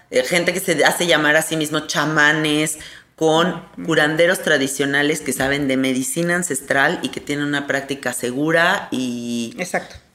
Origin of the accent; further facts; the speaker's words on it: Mexico; O sea, ¿cómo es posible que como mexicanos se nos han olvidado esos recursos?